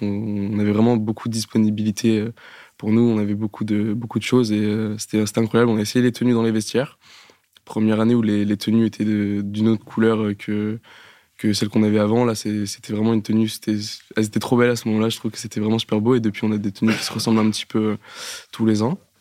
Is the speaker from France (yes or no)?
yes; Normandy, France; je viens de Normandie